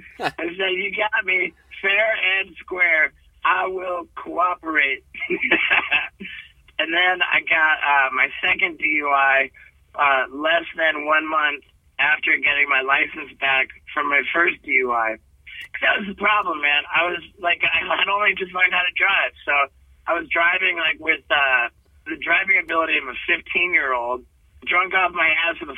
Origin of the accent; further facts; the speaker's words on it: Connecticut, United States; also born or lived in England / Brazil / Venezuela; I was born in England and, you know, my family moved to Brazil when I was just 6 months old. I spoke my first words in Portuguese. We moved to Venezuela when I was two and I spoke Spanish in nursery school. We moved to Connecticut when I was four